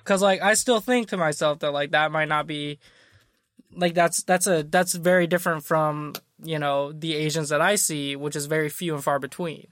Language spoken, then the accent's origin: English; Midwest, United States; I'm from the Midwest.